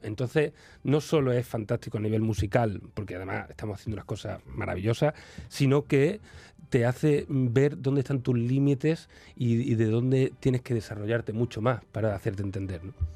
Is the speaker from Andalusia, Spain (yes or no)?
yes; Seville, Andalusia, Spain; yo vengo de Sevilla